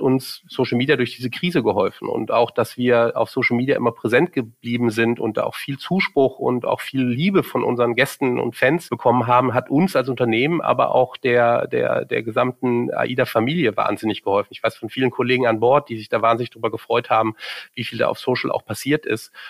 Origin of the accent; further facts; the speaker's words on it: Cologne, North Rhine-Westphalia, Germany; moved away as an adult; now in Munich, Germany; bin ich in Köln geboren und in Köln aufgewachsen